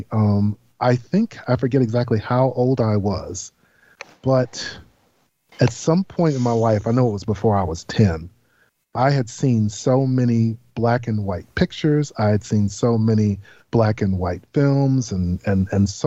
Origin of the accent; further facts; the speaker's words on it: Washington, District of Columbia, United States; I was born and raised in Washington, D.C.